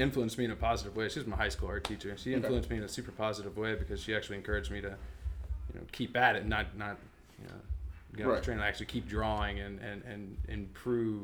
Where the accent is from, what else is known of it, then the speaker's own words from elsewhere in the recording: Gastonia, North Carolina, United States; also born or lived in High Point, North Carolina; born and raised in Gastonia, North Carolina. It's like a small town close to Charlotte